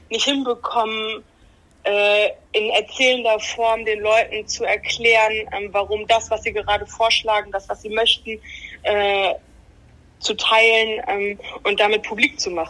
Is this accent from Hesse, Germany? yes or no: no; Bremen, Germany; Ich wohne wieder in meinem Eltern- und Familienhaus. Ach so. So sehr bin ich Bremerin